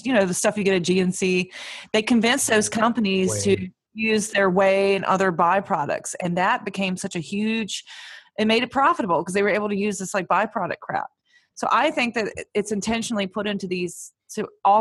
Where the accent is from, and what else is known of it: Virginia, United States